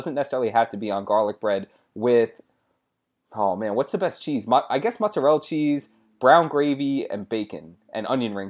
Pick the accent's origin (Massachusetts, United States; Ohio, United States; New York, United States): New York, United States; New York City; We have a bagel sandwich because we're from New York.